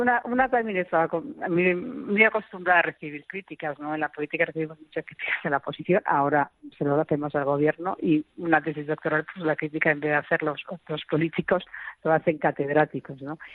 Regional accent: Madrid, Community of Madrid, Spain; como ciudadanas, como madrileñas, como vecinas de esta gran ciudad

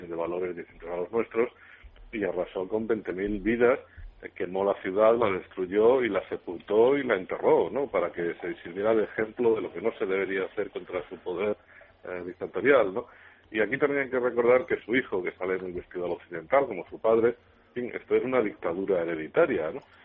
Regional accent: Spain; como español

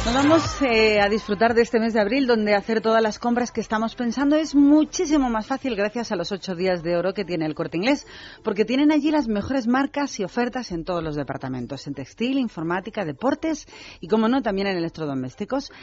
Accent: Spain

